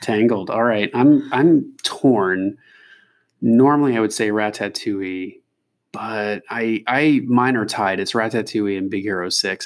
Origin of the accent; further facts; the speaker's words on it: Kentucky, United States; moved away; also born or lived in California / Oregon; I'm from Kentucky originally, and I spent some time in California and Oregon, and we met up in law school back east.